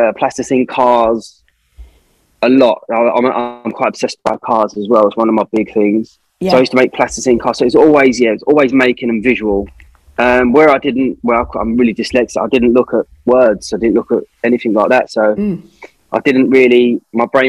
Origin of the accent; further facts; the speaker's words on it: London, United Kingdom; I'm from the East End of London, and it's quite a poor area